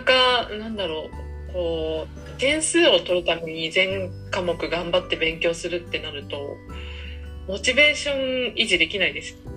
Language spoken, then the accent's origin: Japanese; Fukushima, Japan; moved away; 自分ってやっぱ福島のアイデンティティっていうか福島人っていう意識がすごいあるんだなって。と思ってそれをきっかけにやっぱり福島にいつか戻ってあの何かしたいな